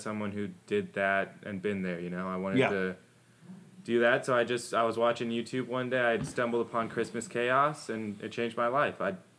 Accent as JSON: {"language": "English", "region": "Oregon", "country": "United States", "moved": "as an adult", "lives_now": "Houston, United States", "said": "I'm from Oregon."}